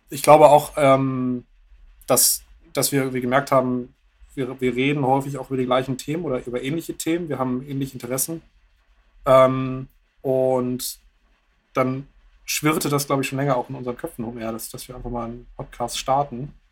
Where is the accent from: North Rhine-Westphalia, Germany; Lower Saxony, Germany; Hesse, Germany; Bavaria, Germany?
Lower Saxony, Germany; now in Bremen, Germany; Ich komme zumindest aus dem, aus dem Bremer Umland.